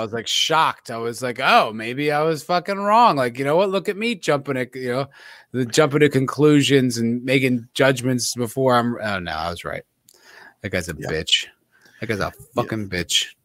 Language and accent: English; New Jersey, United States; I'm from Jersey.